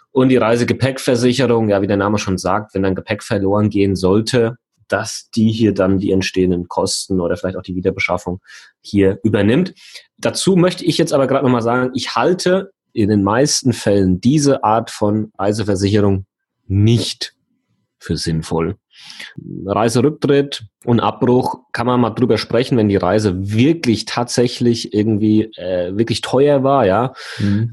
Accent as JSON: {"language": "German", "country": "Germany", "said": "ich komme aus Deutschland"}